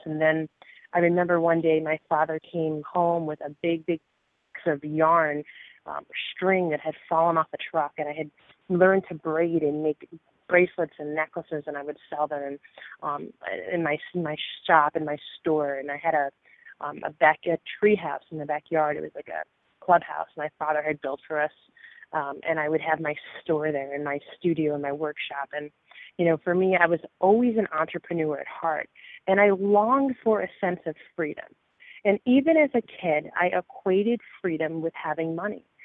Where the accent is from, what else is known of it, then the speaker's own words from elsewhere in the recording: New Jersey, United States; I grew up in New Jersey uh, in a, small town in a very rural area, rural community.